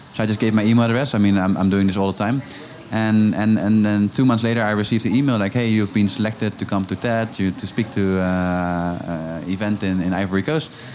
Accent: Amsterdam, North Holland, Netherlands; I'm originally from Amsterdam

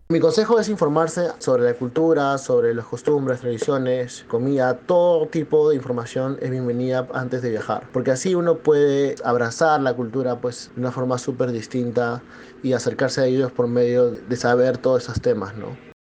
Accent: Lima, Peru; moved away as an adult; now in Santiago, Chile; tengo 25 años y nací en Lima, Perú. Migré a Santiago de Chile hace dos años.

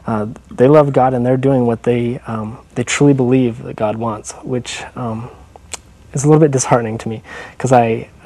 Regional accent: Payson, Utah, United States; also born or lived in Rocky Ridge, Utah; I was born here in Utah Valley. Almost always, all of my life, I've lived here

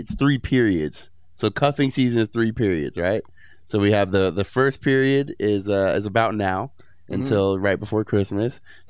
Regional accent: San Francisco, California, United States; moved away; where I grew up in San Francisco

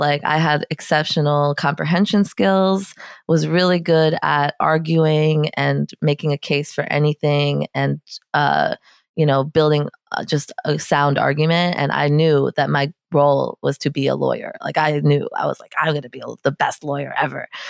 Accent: New York City, New York, United States; I grew up in Soho, in Lower Manhattan

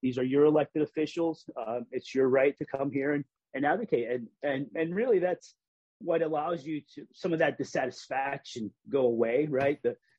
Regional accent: Hartford, Connecticut, United States; I mean, I grew up in Hartford. Probably the first time I stepped into the legislative office building was when I was in college.

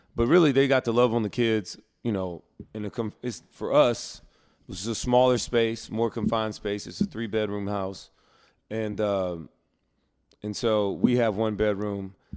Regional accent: North Carolina, United States; we're from North Carolina

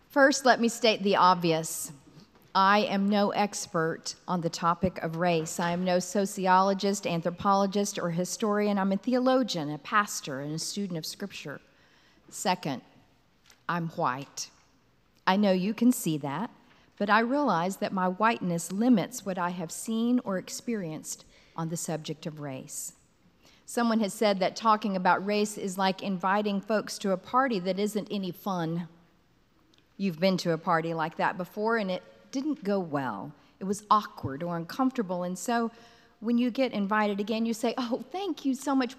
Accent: Texas, United States; now in Kansas City, United States; I grew up in Texas

